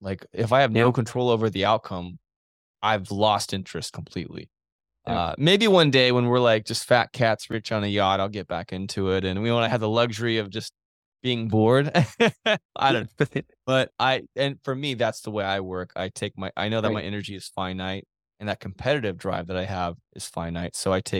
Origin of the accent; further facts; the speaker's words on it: Kansas, United States; I'm from Kansas